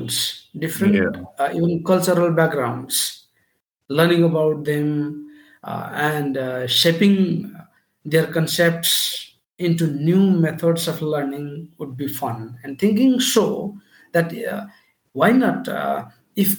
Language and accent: English; Nepal; I am from Nepal, the country of Everest and Lord Buddha